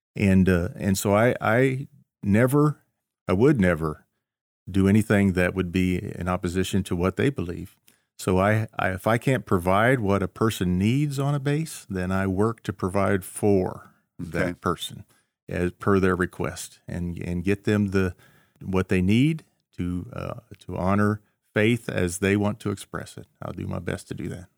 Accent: Cedarville, Ohio, United States; moved away as an adult; also born or lived in Tacoma, Washington; growing up in Cedarville, you know, we didn't move a lot. Uh, no. I, I, lived in the same house first twenty some years of my life

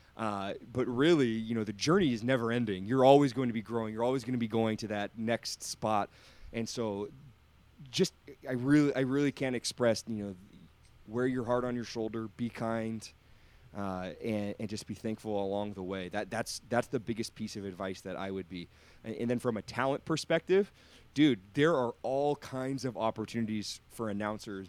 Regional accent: outside of Redding, California, United States; moved away as an adult; now in Sacramento, United States; I grew up um, uh, a little bit outside of Redding, California, which is about three hours north of here

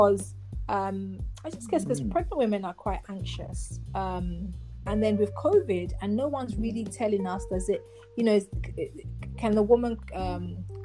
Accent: Nigeria; also born or lived in London; London is not home. I'm Nigerian.

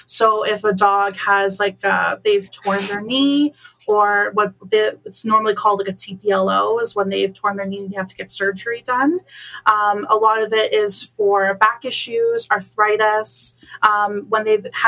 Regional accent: Bolton, Ontario, Canada; moved away as an adult; now in Waterloo, Canada; I was born and raised in beautiful Bolton, Ontario.

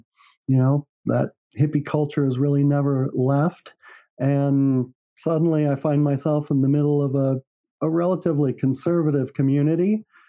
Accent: San Francisco, California, United States; now in Park City, United States; And I come from San Francisco. My first thought was, wow, this place is really cheap.

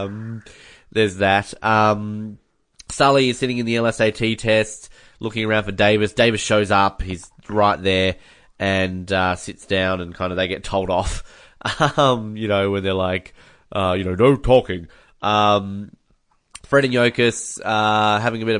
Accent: Australia; I'm Australian

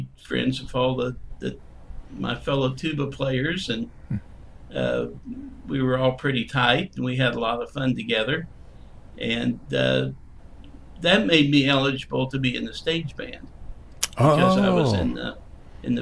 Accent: Jefferson City, Missouri, United States; also born or lived in New Orleans / San Francisco / Austin; now in Kansas City, United States; I grew up in Jefferson City.

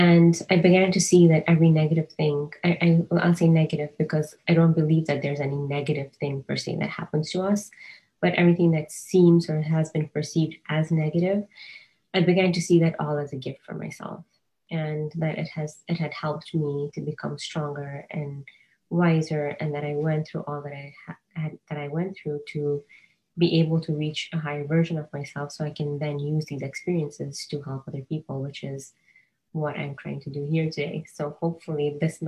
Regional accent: Kenya; moved away as an adult; also born or lived in California; now in United States; I was born and raised in Kenya

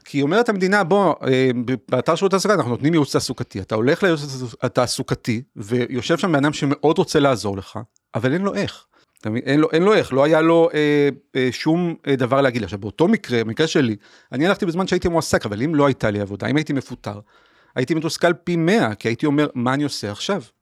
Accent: Haifa, Haifa District, Israel; אני נולדתי וגדלתי בקריאת חיים בשנות ה-80

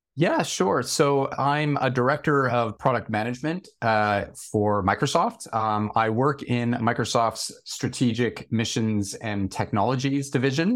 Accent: small town outside of Toronto, Ontario, Canada; moved away as an adult; now in London, United Kingdom; I grew up in a fairly small town outside of Toronto in Canada

